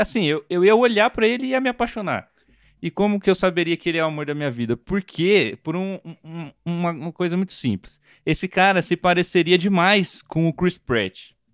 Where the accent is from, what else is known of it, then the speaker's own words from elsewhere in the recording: Brazil; como brasileiro